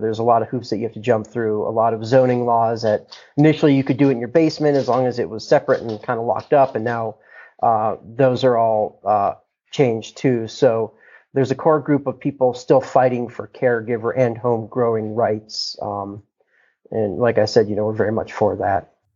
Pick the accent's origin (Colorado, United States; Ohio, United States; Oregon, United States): Colorado, United States; Boulder; I'm from Boulder, Colorado, uh, born and raised